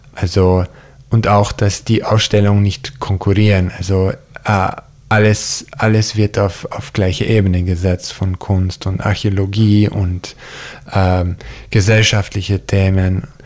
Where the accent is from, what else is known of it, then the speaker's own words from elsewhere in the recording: near Yosemite, Central California, United States; German is a second language; moved away; wo ich aufgewachsen bin, auch da in der Nähe von Yosemite, ist es eine, würde ich als Middle of Nowhere bezeichnen